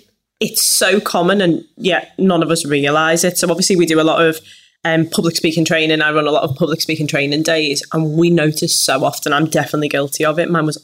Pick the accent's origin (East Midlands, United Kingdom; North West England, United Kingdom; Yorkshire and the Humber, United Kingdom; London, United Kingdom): North West England, United Kingdom; Liverpool; Definitely something I struggled with, being a Scouser.